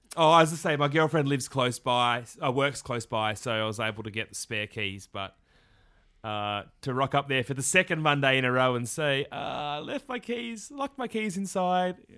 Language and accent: English; Victoria, Australia; growing up in Australia